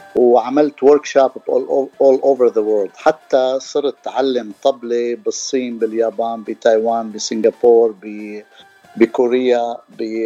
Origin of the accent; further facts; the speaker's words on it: Damascus, Damascus Governorate, Syria; also born or lived in San Diego; now in Los Angeles, United States; انا من دمشق من سوريا